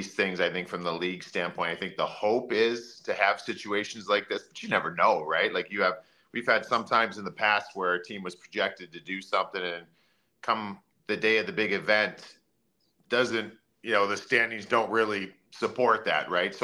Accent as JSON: {"language": "English", "town": "Cleveland", "region": "Ohio", "country": "United States", "tie": "born or raised there", "said": "I grew up in Cleveland, and I was always a big framed kid"}